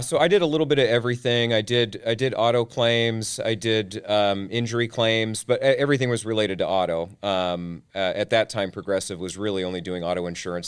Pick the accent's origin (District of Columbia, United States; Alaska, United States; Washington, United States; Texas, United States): Washington, United States; Tacoma; was born and raised in Tacoma, Washington